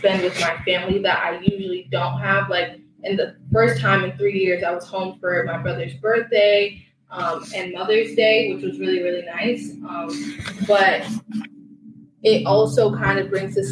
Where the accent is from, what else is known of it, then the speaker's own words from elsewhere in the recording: Newark, New Jersey, United States; I'm from Newark, New Jersey.